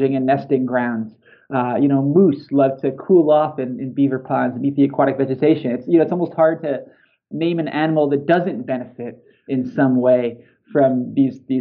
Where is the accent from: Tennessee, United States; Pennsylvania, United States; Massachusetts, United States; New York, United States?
New York, United States; moved away; also born or lived in Seattle; I grew up in New York, and we spent a lot of time in the Adirondacks in upstate New York.